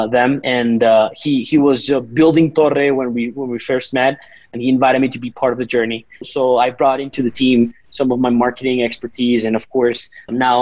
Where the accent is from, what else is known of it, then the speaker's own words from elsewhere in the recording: Colombia; also born or lived in San Francisco, United States; ended up here in Colombia, back to my home country